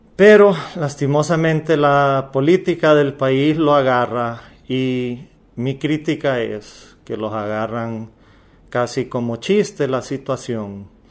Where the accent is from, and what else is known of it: Honduras